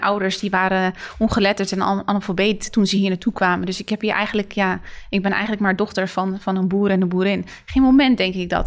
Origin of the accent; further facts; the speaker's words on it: Netherlands; zijn we wel in Nederland geboren.